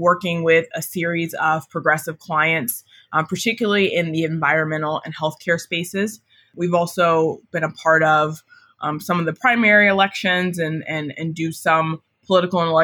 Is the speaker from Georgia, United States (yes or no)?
yes; Marietta, Georgia, United States; I grew up in Marietta, Georgia, which is a suburb of Atlanta